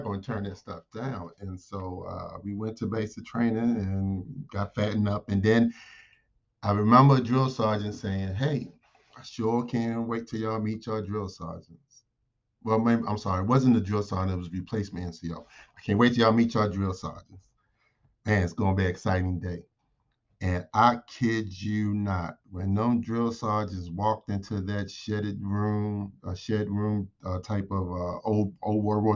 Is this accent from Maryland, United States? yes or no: yes; Baltimore, Maryland, United States; moved away as an adult; I grew up in Baltimore, Maryland